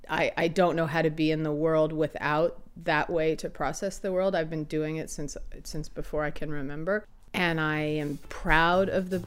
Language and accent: English; the East, United States; moved away as an adult; I grew up in the East